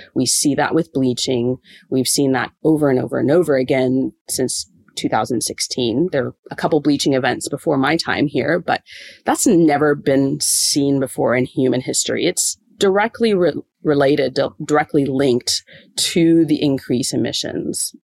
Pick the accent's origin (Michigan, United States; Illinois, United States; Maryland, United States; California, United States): Illinois, United States; Springfield; moved away as an adult; now in Townsville, Australia; I actually grew up in the middle of a cornfield in the Midwest of the United States, in just outside of Springfield, Illinois